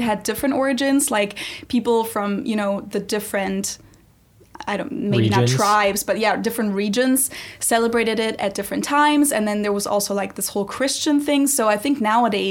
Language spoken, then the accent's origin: English; Munich, Bavaria, Germany; now in Cincinnati, United States; I'm a German from Munich, Germany, who lives in Cincinnati, Ohio.